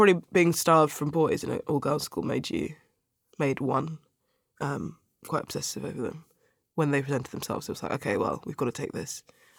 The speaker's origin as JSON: {"language": "English", "town": "Sutton", "region": "London", "country": "United Kingdom", "tie": "born or raised there", "said": "In Sutton. So I went to school in Cheam, which is like the borders of South London."}